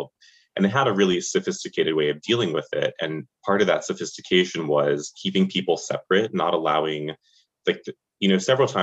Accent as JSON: {"language": "English", "town": "Charlotte", "region": "North Carolina", "country": "United States", "tie": "born or raised there", "moved": "as an adult", "lives_now": "New York, United States", "said": "I grew up in the suburbs of Charlotte, North Carolina, which is in the South"}